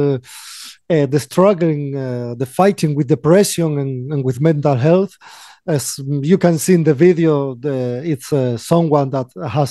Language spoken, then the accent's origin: English; Galicia, Spain; English is a second language; We are from Galicia, northwest of Spain